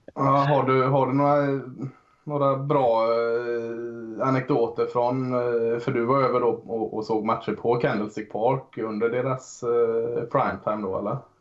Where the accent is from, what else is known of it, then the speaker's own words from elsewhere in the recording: Gothenburg, Västra Götaland, Sweden; mig som är, som är göteborgare också